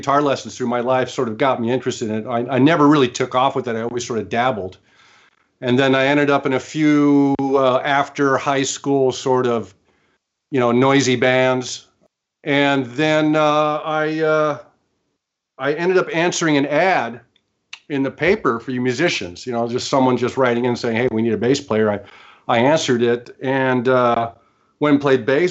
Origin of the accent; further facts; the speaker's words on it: Orange County, California, United States; now in Manhattan Beach, United States; I grew up in Orange County, California, very close to Los Angeles